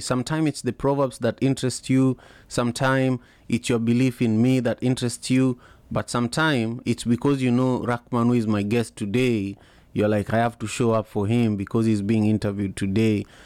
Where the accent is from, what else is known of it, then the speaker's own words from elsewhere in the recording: Kisumu, Kisumu County, Kenya; now in Seattle, United States; I grew up in Kisumu, uh, the third largest city in Kenya